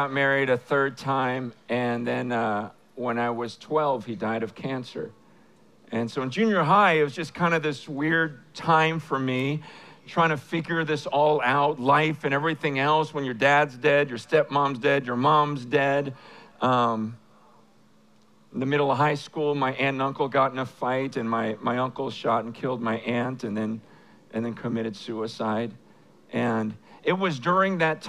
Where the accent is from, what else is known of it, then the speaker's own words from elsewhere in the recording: San Francisco, California, United States; I am from San Francisco